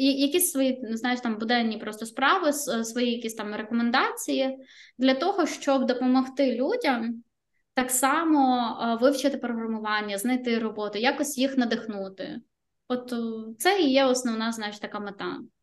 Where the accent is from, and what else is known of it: Ukraine; now in Riga, Latvia